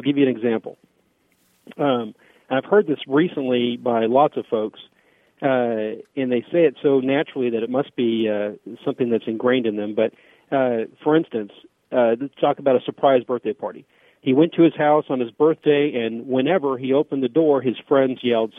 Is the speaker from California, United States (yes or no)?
yes; Southern California, United States; now in Dallas, United States; I'm originally from Southern California